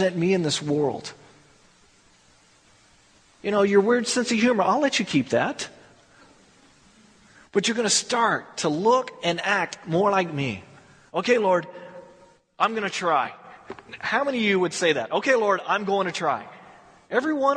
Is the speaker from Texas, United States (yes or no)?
yes; Texas, United States; I'm from Texas